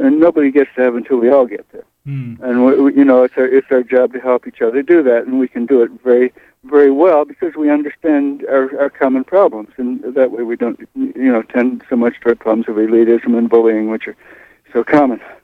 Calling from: East Blue Hill, Maine, United States; I'm calling from East Blue Hill at the moment.

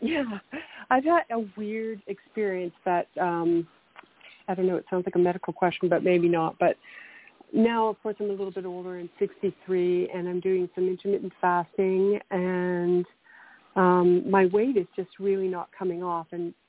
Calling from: Canada; I'm calling from Canada

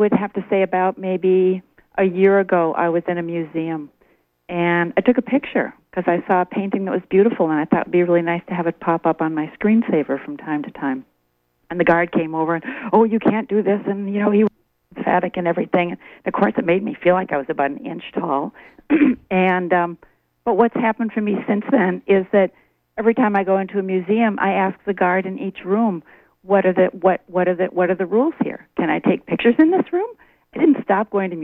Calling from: Hancock, Maine, United States; I'm calling from Hancock

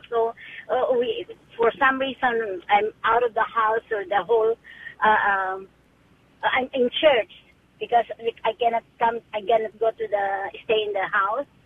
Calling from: Alexandria, Virginia, United States; Alexandria, Virginia.

